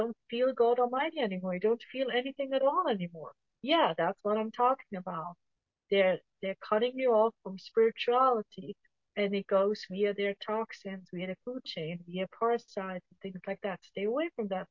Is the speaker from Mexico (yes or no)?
no; Switzerland; now in United States; where I grew up in Switzerland